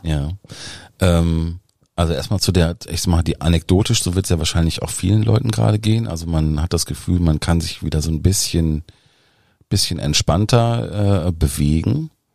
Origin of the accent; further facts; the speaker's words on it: Dinslaken, North Rhine-Westphalia, Germany; moved away; also born or lived in Düsseldorf / Berlin; Eigentlich komme ich ähm, aus Dienstlaken, also aus dem Dreiländereck zwischen Niederrhein, Ruhrgebiet und Rheinland